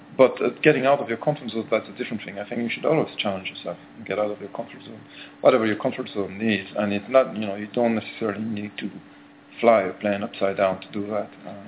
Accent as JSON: {"language": "English", "region": "Brittany", "country": "France", "tie": "born or raised there", "said": "In France, in Brittany."}